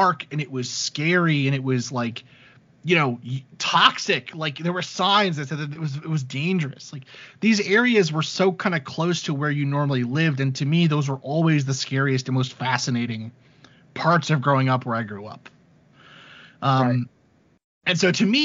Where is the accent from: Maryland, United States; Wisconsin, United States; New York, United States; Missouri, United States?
New York, United States; New York City; I grew up in Staten Island, New York